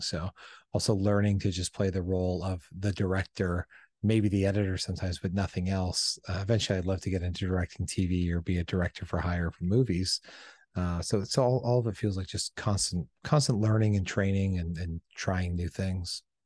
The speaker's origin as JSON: {"language": "English", "town": "Windsor", "region": "Ontario", "country": "Canada", "tie": "born or raised there", "said": "my hometown at Windsor"}